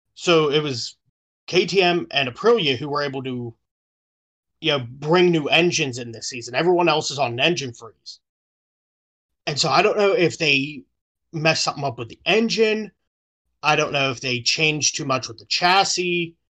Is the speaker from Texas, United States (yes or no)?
no; Pittsburgh, Pennsylvania, United States; I live in, I, I'm from Pittsburgh. We bleed black and yellow.